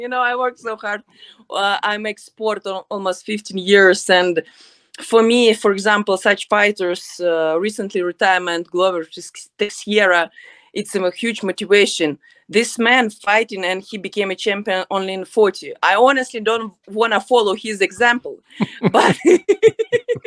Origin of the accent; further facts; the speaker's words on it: Odesa, Odesa Oblast, Ukraine; English is a second language; I'm from Odessa, Ukraine